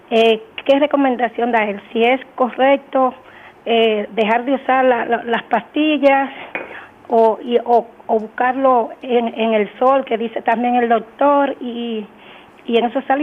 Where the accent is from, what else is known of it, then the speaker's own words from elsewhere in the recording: Altamira, Tamaulipas, Mexico; yo soy de Altamira